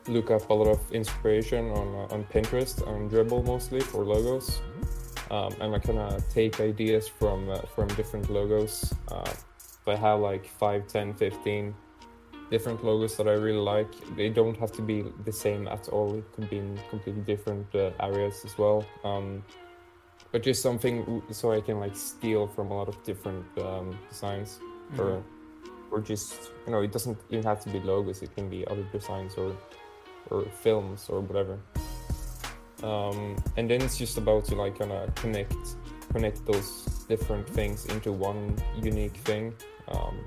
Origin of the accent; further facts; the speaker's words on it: Malmö, Skåne, Sweden; my hometown, Malmö